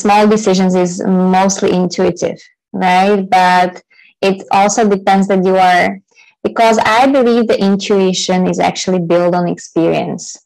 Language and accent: English; Slovakia; moved away as an adult; also born or lived in China / Taiwan / India; I'm originally from Slovakia, which is a little country in Central Europe